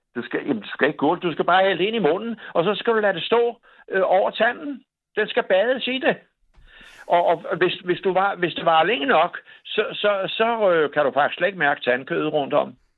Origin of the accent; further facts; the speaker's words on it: Copenhagen, Capital Region of Denmark, Denmark; jeg er gammel københavner